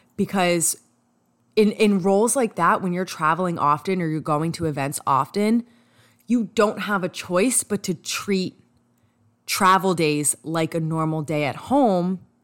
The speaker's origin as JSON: {"language": "English", "region": "New York", "country": "United States", "accent": "New York", "said": "my New York accent"}